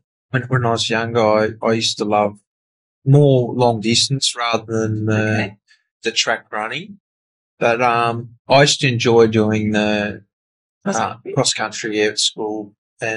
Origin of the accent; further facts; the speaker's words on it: Launceston, Tasmania, Australia; I grew up in Summerhill in Launceston